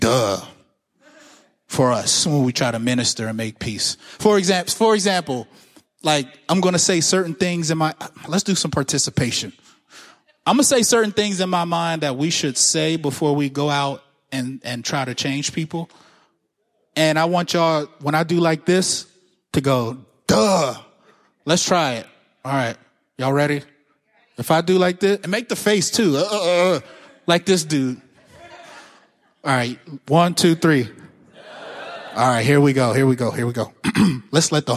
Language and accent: English; Pittsburgh, Pennsylvania, United States; I'm from Pittsburgh. I went to public school.